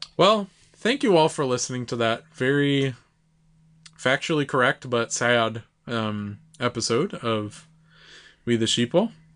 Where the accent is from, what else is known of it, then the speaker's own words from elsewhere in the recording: United States; as an American